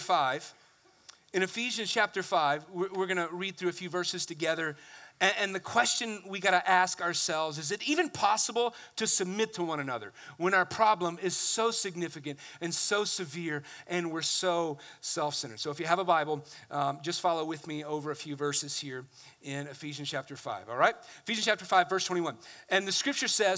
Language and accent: English; the South, United States; I come from the South